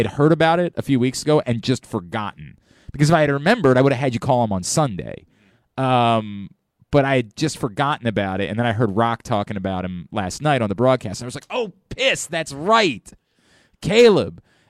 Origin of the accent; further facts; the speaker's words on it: Baltimore, Maryland, United States; I was born and raised in Northeast Baltimore within walking distance of Memorial Stadium, attending city public schools at PS 50, PS 49, and Eastern High School.